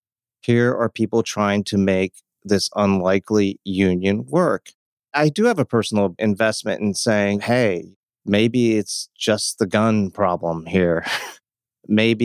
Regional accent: Tennessee, United States; I grew up in the South

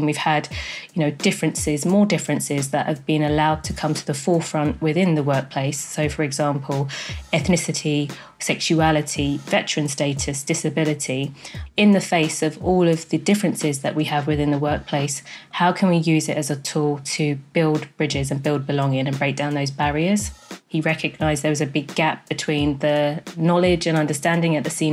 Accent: London, United Kingdom; also born or lived in Jamaica; as a Black female born in Jamaica, growing up in London

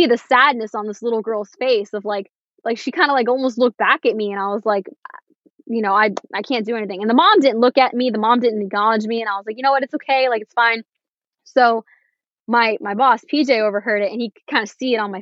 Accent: Florida, United States; first language English; I was born and raised in America. English is my first language. And I've grown up in a very, I will say, white-centric place. Like, Florida is Hispanic oriented, but where I live in Florida

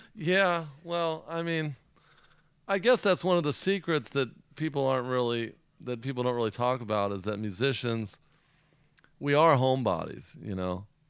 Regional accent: Orange County, California, United States; I grew up in Orange County

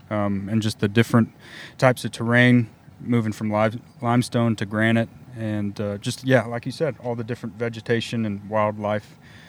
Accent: Texas, United States; I'm from Texas

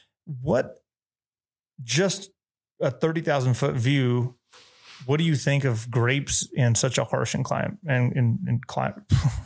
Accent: New Mexico, United States; for people like me growing up in New Mexico, you know, I used to wear a shirt over my ski jacket when we would go to northern New Mexico and ski.

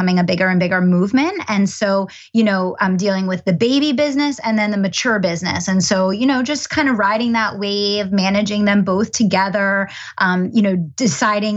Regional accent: Chester County, Pennsylvania, United States; I grew up in Chester County, Pennsylvania.

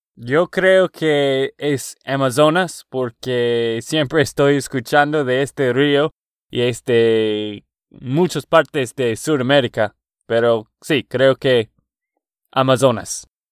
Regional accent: Texas, United States; de Texas, Estados Unidos.

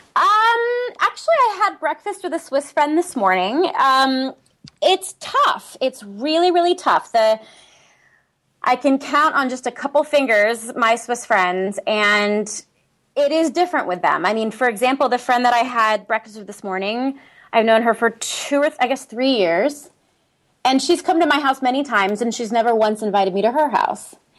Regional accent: San Diego, California, United States; moved away as an adult; also born or lived in Eastern Switzerland; now in Switzerland; I grew up in San Diego, California.

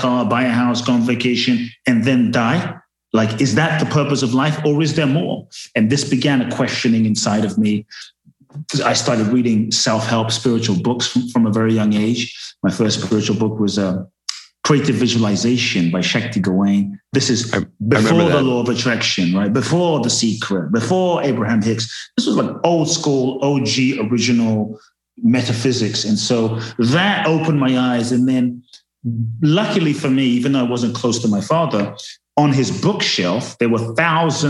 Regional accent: London, United Kingdom; also born or lived in Ghana; most of my memories were about growing up in London and South London, Brixton, Peckham, poor parts of London. And that's how I grew up.

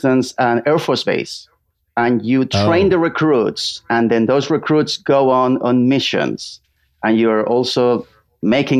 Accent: Barcelona, Catalonia, Spain; English is a second language; moved away as an adult; now in London, United Kingdom; I'm originally from Barcelona, Spain, but I've been in London for 10 years now.

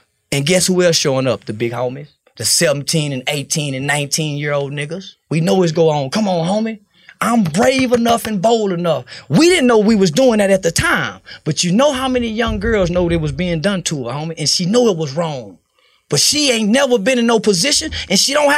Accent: the South, United States; I'm from the South

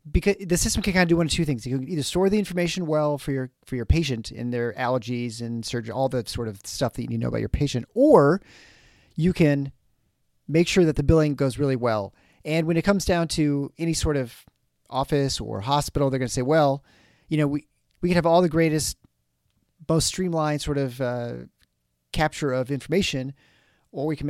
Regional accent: United States; I'm dumb American

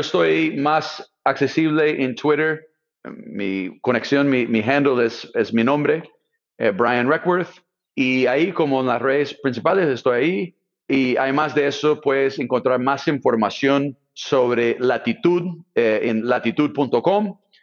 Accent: Silicon Valley, California, United States; Spanish is a second language; moved away as an adult; also born or lived in Brazil / Latin America; soy del Valle Silicio

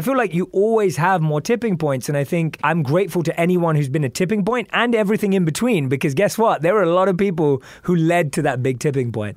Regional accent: London, United Kingdom; moved away as an adult; also born or lived in New York, United States; now in Los Angeles, United States; I grew up in London. I'm used to grey skies, rain

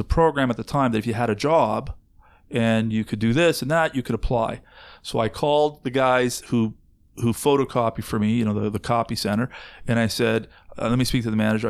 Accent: Canada; I, as a Canadian, live in this country

